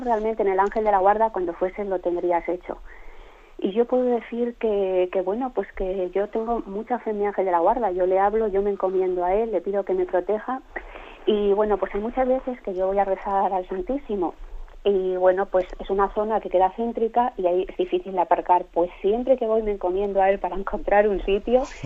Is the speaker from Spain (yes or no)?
yes; León, Castile and León, Spain; yo soy de León